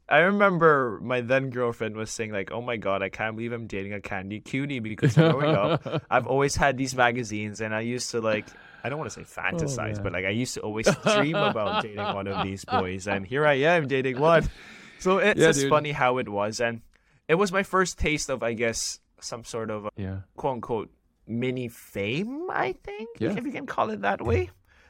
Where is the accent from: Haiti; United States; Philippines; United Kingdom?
Philippines; born there; I was born in the Philippines to Filipino parents, who are Chinese-Filipino rather.